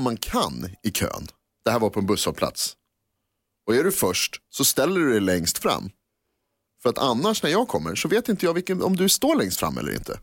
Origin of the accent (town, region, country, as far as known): Sweden